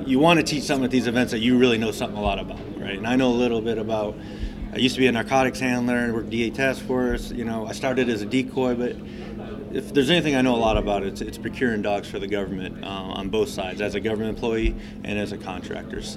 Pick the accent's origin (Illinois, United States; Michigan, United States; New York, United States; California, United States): Michigan, United States; moved away as an adult; also born or lived in Yuma, Arizona; I moved back to my home state of Michigan